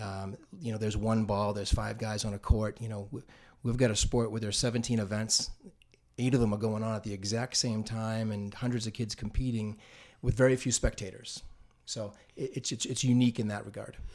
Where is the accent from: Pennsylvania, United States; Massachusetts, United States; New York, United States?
Massachusetts, United States; North Andover; not a townie, but I did move here in, in the third grade